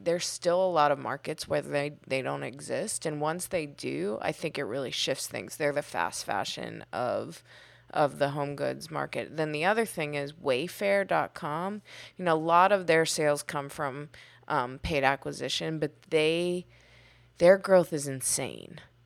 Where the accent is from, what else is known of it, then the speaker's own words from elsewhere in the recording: Pittsburgh, Pennsylvania, United States; I grew up in Pittsburgh.